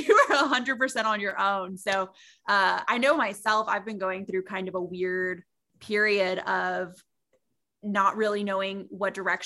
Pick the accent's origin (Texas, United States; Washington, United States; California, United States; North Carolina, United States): Texas, United States; San Antonio; I'm born and raised in San Antonio, Texas